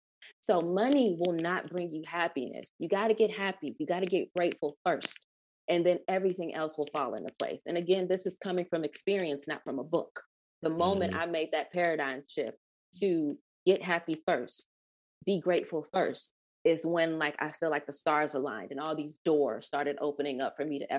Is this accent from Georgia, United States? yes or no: yes; Atlanta, Georgia, United States; growing up in Atlanta, you know what I mean? And seeing it turn from what it was to what it is now.